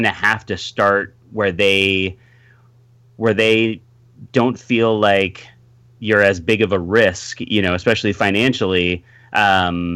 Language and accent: English; Bay Area, California, United States; moved away as an adult; now in Los Angeles, United States; I grew up in the Bay Area, so I was up there and went to film school.